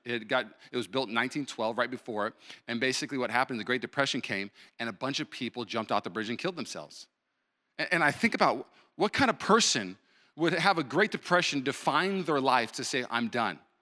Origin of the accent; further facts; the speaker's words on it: Puyallup, Washington, United States; moved away; also born or lived in Los Angeles / Burbank; I grew up in Puyallup, moved to L A, lived there for seven years